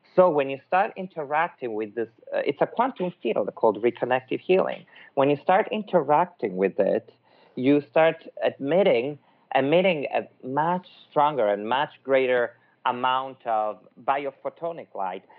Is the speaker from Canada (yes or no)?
no; Milan, Lombardy, Italy; accent: Italian; English is a second language; now in Los Angeles, United States; I'm Italian from Milan, but actually now I live in Los Angeles